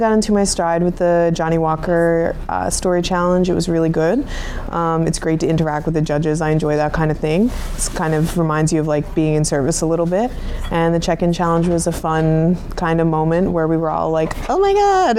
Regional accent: Newfoundland and Labrador, Canada; moved away; Newfoundland, which is where I grew up.

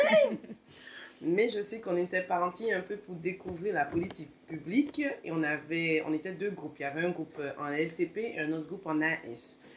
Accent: Martinique; moved away; quand je suis retournée en Martinique

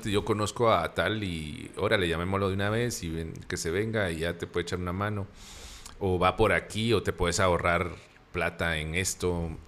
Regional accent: Antigua Guatemala, Sacatepéquez, Guatemala; nosotros como guatemaltecos y como antigüeños donde vivimos

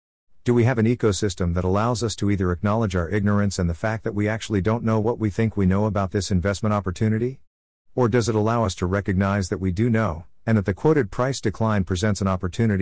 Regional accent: Belfast, Northern Ireland, United Kingdom; I grew up in Belfast in Northern Ireland, and Tollymore is a forest that our extended family spent a lot of time growing up in.

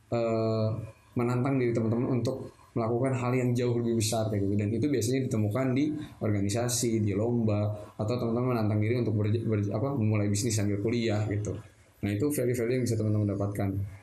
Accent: Bandung, West Java, Indonesia; Saya lahir di Bandung

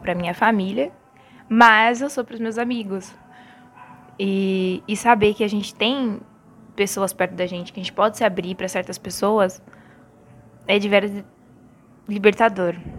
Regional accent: São Paulo, Brazil; sou aqui de São Paulo

